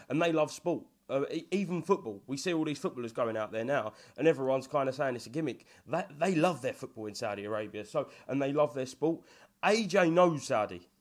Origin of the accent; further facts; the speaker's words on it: Hornchurch, London, United Kingdom; I'm from Horn Church, which is literally a three-minute drive fr-, to, from Romford